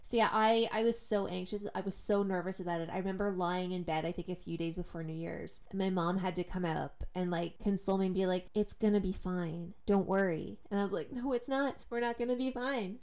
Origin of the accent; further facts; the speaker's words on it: Oshawa, Ontario, Canada; I'm from Oshawa, so we were kind of in between two power plants.